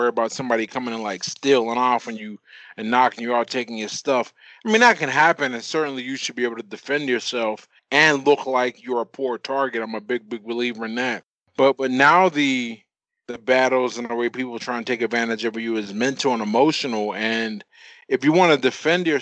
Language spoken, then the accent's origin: English; Pittsburgh, Pennsylvania, United States; I'm from Pittsburgh, Pennsylvania, and that pretty much sums me up